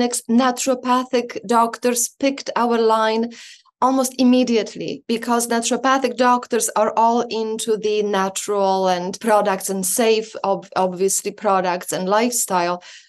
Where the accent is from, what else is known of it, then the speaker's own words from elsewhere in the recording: Poland; now in Canada; I was born in Poland, lived in Canada for about 25 years